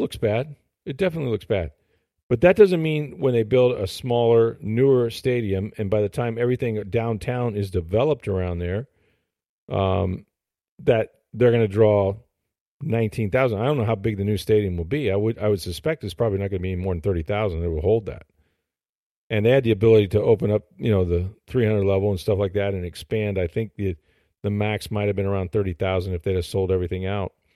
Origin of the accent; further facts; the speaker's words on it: St. Petersburg, Florida, United States; also born or lived in Hillsborough County, Florida; I was born in Saint Pete, grew up there